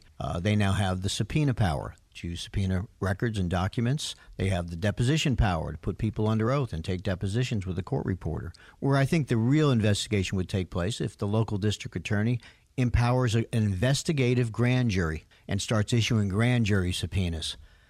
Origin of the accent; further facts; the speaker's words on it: Miami Beach, Florida, United States; born there; I was born in Miami Beach. My parents, New Yorkers, were in Florida when I was born.